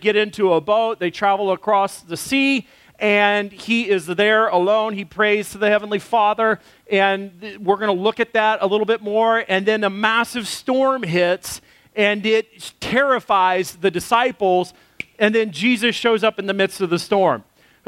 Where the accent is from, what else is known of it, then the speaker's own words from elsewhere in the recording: United States; moved away; also born or lived in Texas / Arkansas; I grew up in Texas and Arkansas where we had storm shelters